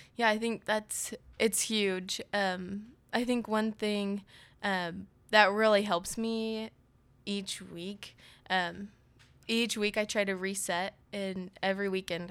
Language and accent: English; Overland Park, Kansas, United States; also born or lived in Manhattan, Kansas (K-State); I'm from Kansas City. I grew up here in Overland Park